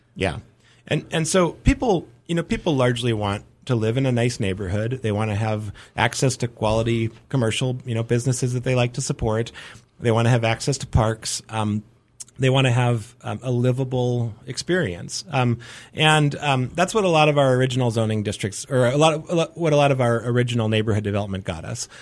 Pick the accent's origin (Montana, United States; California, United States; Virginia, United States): Montana, United States; Helena; born or raised there; moved away as an adult; also born or lived in Dickinson, North Dakota; now in Missoula, United States